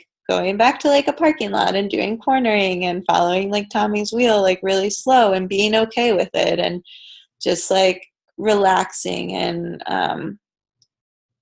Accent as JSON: {"language": "English", "town": "Hampstead", "region": "Maryland", "country": "United States", "tie": "born or raised there", "moved": "yes", "said": "Hampstead camp, which is my hometown"}